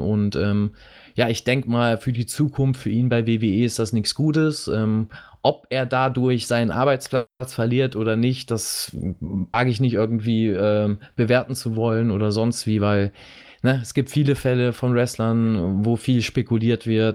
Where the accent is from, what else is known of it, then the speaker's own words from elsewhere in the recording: Germany; bei uns in Deutschland